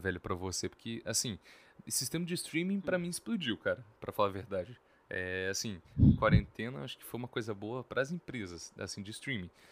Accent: Espírito Santo, Brazil; pra gente aqui, que é do Espírito Santo

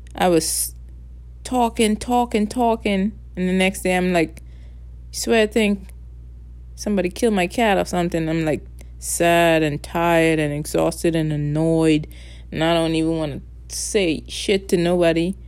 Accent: Bahamas; accent: Caribbean; first language English; moved away; I just grow up different. See, I'm from the Bahamas

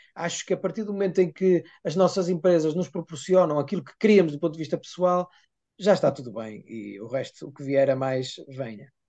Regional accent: Vale do Ave, Norte, Portugal; na região do Val do Ávega, é, que é onde eu nasci e vivi sempre

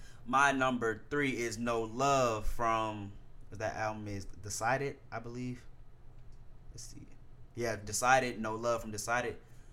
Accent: Baton Rouge / New Orleans, Louisiana, United States; I'm 19. Do the math. So I'm from BR, I'm from New Orleans.

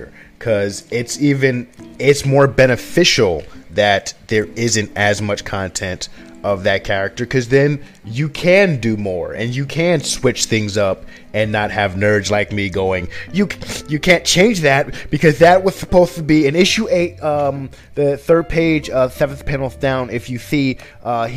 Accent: Paterson, New Jersey, United States; I still grew up in Patterson

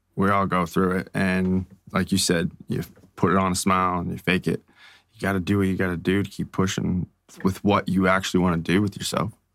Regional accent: Strathroy, Ontario, Canada; now in London, Canada; this small town 'cause I come from Strathroy.

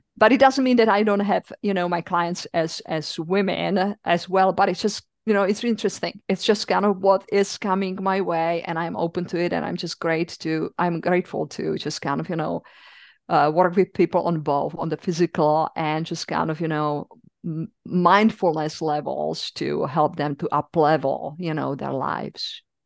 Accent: Czechia; accent: European; English is a second language; moved away as an adult; also born or lived in East Coast, United States; now in United States; I'm originally from the Czech Republic

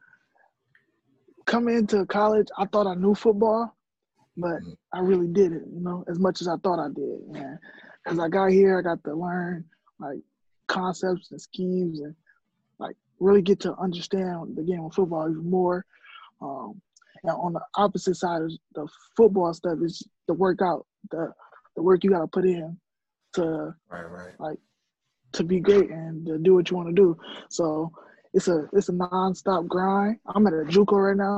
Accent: Minneapolis, Minnesota, United States; I'm from Minneapolis, Minnesota

